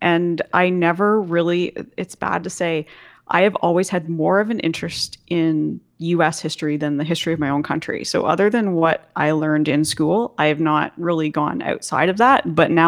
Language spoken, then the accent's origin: English; Goderich, Ontario, Canada; My hometown of Goderich is directly across the lake from Michigan